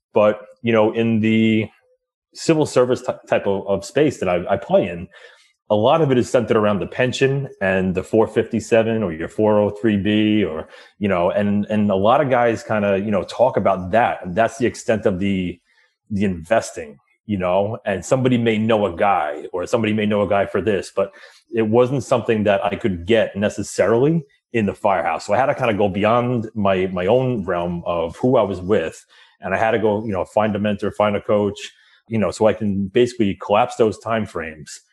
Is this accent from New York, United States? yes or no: yes; New York, United States; I grew up right outside of New York City